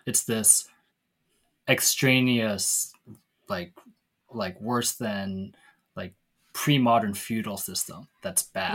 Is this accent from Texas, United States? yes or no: no; Seattle, Washington, United States; Tammy and me growing up in Seattle